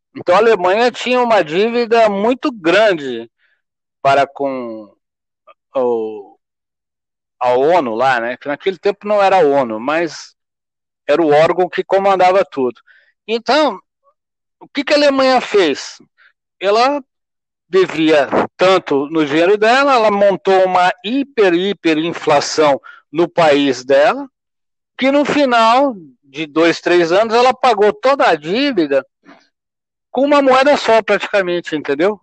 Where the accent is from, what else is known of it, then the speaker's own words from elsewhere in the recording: Porto Alegre, Rio Grande do Sul, Brazil; now in São Paulo, Brazil; eu sou gaúcho, fui criado lá em Porto Alegre